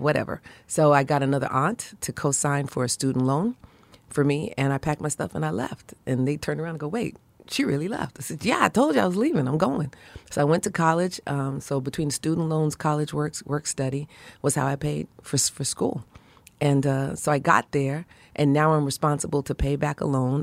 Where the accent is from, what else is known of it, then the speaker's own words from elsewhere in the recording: New York City, New York, United States; where I grew up in Brooklyn